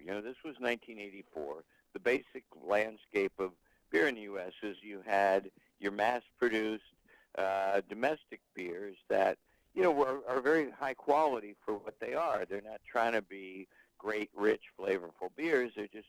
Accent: Cincinnati, Ohio, United States; moved away as an adult; now in Boston, United States; that's the year that I came from Cincinnati to Boston to go to school.

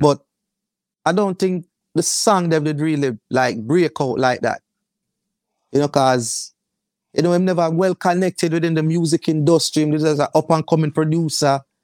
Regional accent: Kingston, Jamaica; I grew up in the Kingston fourteen area. of Kingston

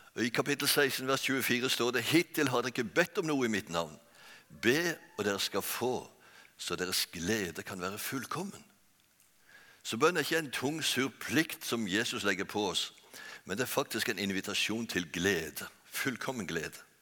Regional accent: Bjerkreim, Rogaland, Norway; moved away; also born or lived in Oslo; Jeg er født og oppvokst i Bjerkreim.

